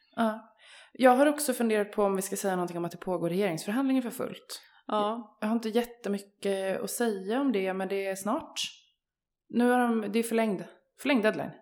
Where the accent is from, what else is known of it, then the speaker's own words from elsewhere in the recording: Örebro, Örebro County, Sweden; jag är ju uppvuxen i Örebro